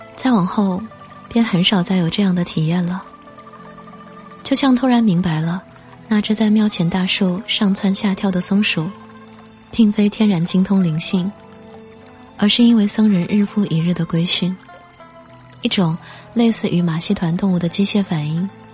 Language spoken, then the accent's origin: Chinese; near Mount Putuo, Zhejiang, China; 我就出生长大在普陀山的边上，但我们那里拜佛不叫白佛，而念作拜菩萨